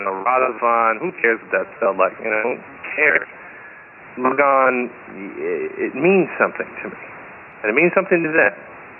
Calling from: West Palm Beach, Florida, United States; I'm calling you from West Palm Beach, Florida.

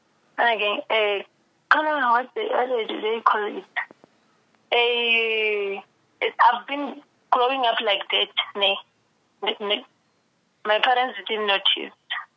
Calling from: Kuruman, Northern Cape, South Africa; I'm calling from Northern Cape, Kurumani.

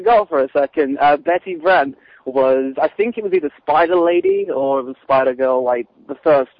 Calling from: United Kingdom; The United Kingdom, my good sir.

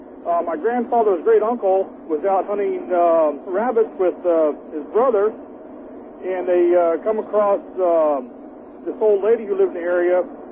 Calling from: California, United States; Hey, I'm calling from Central California, driving a truck.

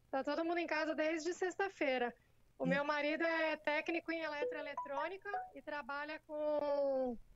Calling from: Santos, São Paulo, Brazil; Eu sou de Santos, litoral de São Paulo.

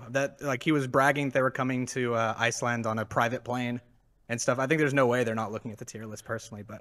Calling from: Dallas, Texas, United States; Uh, Dallas, Fort Worth.

